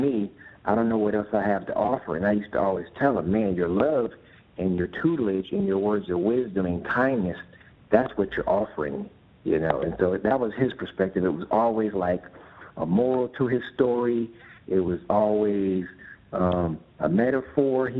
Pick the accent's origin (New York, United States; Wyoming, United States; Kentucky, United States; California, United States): California, United States; San Pablo; also born or lived in Pinole, California; I grew up in San Pablo and Pinole